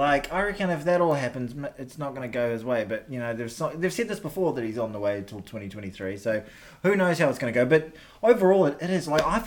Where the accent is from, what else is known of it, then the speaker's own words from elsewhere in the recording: North Harbour, Auckland, New Zealand; I'm from North Harbour